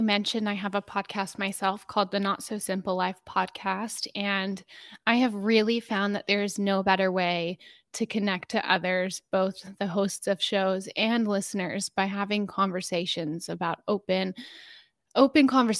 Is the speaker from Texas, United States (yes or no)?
yes; Dallas, Texas, United States; Yeah, I am so grateful for how I was raised and the city I was raised in. I grew up with a sister and my two parents.